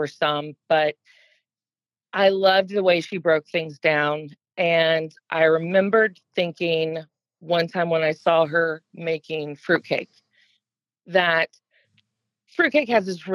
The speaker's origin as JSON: {"language": "English", "area": "Gwinnett County", "region": "Georgia", "country": "United States", "tie": "born or raised there", "also_born_or_lived": "Savannah", "said": "I grew up in Gwinnett County, Georgia"}